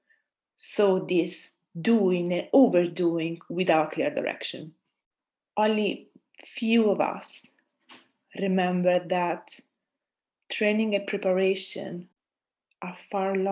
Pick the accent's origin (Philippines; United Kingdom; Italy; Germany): Italy; accent: Italian; English is a second language; moved away as an adult; also born or lived in Austria; I'm Italian, as you know, or might assume by my accent